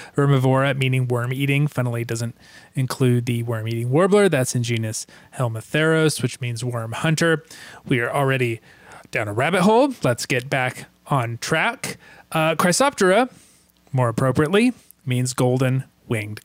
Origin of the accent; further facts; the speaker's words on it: North Carolina, United States; my home state of North Carolina